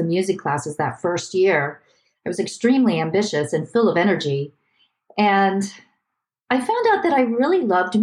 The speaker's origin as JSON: {"language": "English", "town": "Youngstown", "region": "Ohio", "country": "United States", "tie": "born or raised there", "said": "I was born in Youngstown, Ohio. It's near Cleveland."}